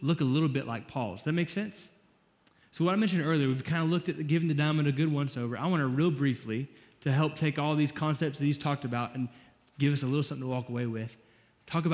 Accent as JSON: {"language": "English", "region": "Florida", "country": "United States", "said": "I'm from Florida"}